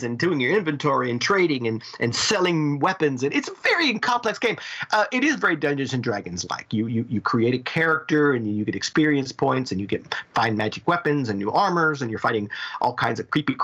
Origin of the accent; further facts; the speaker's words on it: Houston, Texas, United States; growing up in Houston, Texas